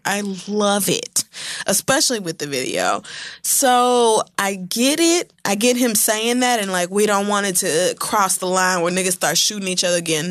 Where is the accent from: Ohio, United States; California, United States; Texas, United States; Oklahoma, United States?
Oklahoma, United States; I grew up in Oklahoma